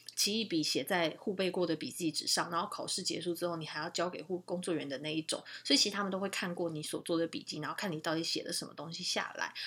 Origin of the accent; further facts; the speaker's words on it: Taiwan; moved away as an adult; now in Canada; 所以这个其实对我们台湾人来讲蛮吃亏的